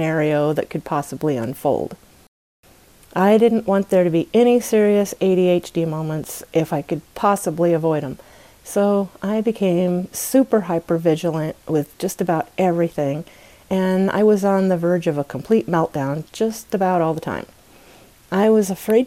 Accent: United States; my home country, the United States of America

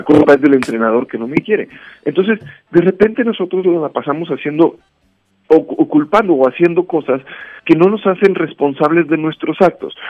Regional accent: Mexico; los mexicanos somos muy dados, mexicanos en todos lados

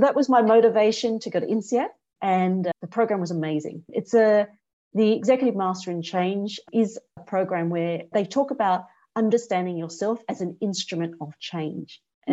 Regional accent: Australia; moved away as an adult; now in Singapore; I grew up in Australia

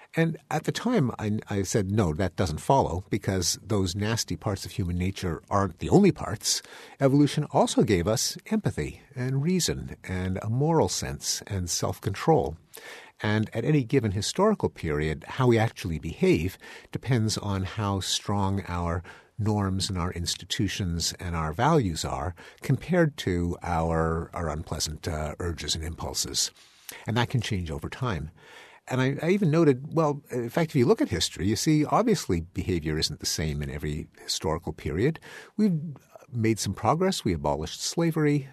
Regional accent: Canada; now in United States; I'm a Canadian, I'm an immigrant

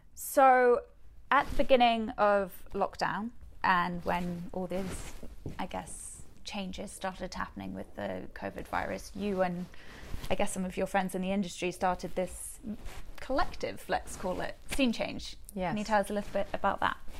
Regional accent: England, United Kingdom; growing up in England

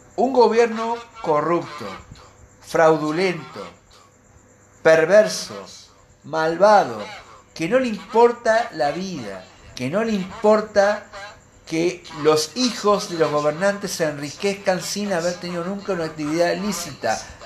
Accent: Argentina; a mí como argentino

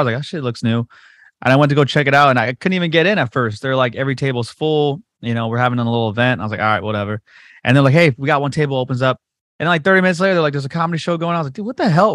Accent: Whittier, California, United States; Whittier's my hometown.

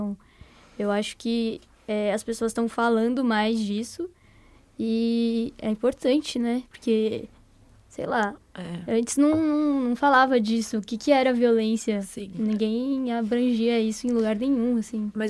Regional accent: São Paulo, Brazil; Sou de São Paulo.

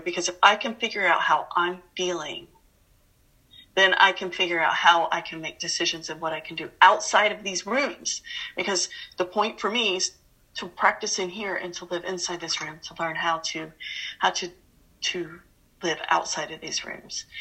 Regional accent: Atlanta, Georgia, United States; I grew up in Atlanta, Georgia

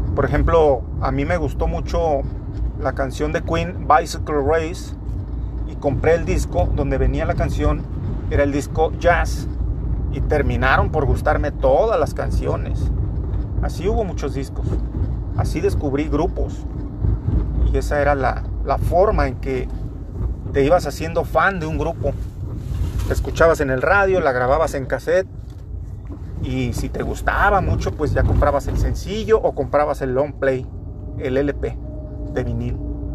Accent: Torreón, Coahuila, Mexico; Yo soy de Torreón, Coahuila, en calle de Gollado y Corregidora, Avenida Corregidora, en ese barrio precisamente

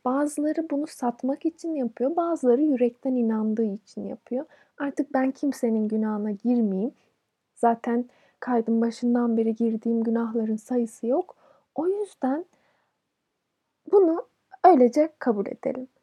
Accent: Turkey; Bir Türk olarak

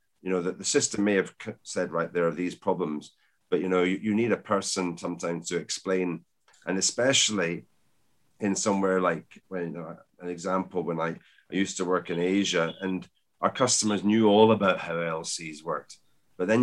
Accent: Scotland, United Kingdom; being a Scotsman

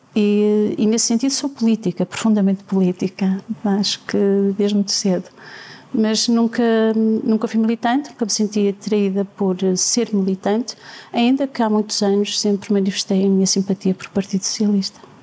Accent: Penafiel, Porto District, Portugal; born or raised there

